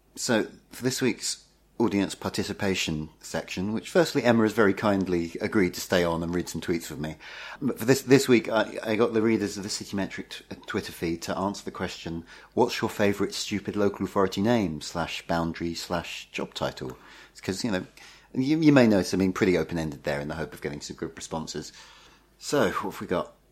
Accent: the Essex bit of London, United Kingdom; I grew up in the Essex bit

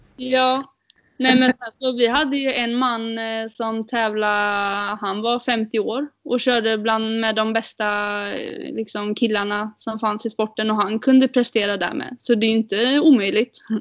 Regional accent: Sweden; vi är fyra tjejer från eh, Sverige som kör

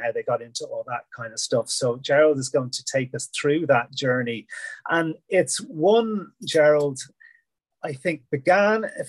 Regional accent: Ireland; I grew up in Ireland

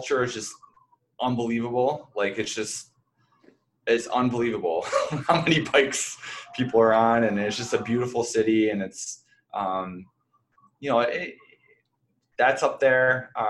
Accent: rural New York, United States; moved away; I am from middle of nowhere, New York. My hometown doesn't have a traffic light.

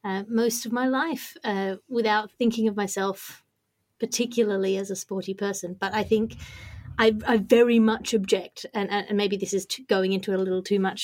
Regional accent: Australia; I'm Australian. So we grew up running pretty wild.

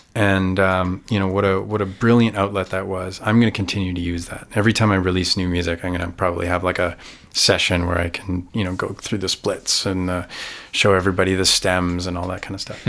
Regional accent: Canada; I have a wonderful career in Canada.

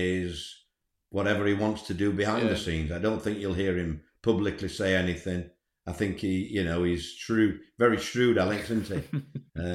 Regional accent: Scarborough, Yorkshire and the Humber, United Kingdom; I'm from Scarborough.

